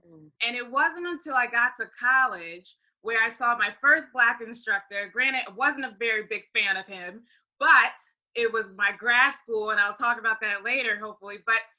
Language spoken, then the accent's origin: English; Baltimore, Maryland, United States; I'm originally from Baltimore, Maryland, and my mom is from Trinidad, my dad is from Ghana.